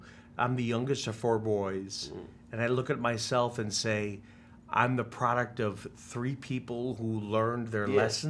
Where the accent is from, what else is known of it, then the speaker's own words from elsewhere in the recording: Chicago suburbs, Illinois, United States; I want to say I'm from Chicago, but I'm from the suburbs. But I still want to say I'm from Chicago.